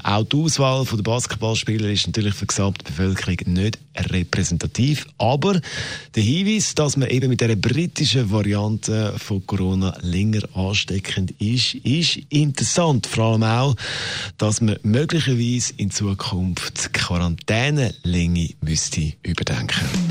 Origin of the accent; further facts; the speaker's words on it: Switzerland; bei uns in der Schweiz